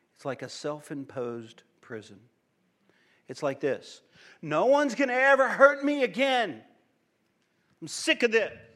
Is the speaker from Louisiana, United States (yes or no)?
yes; Cajun, Louisiana, United States; in my home, we're loud people, we're Cajun people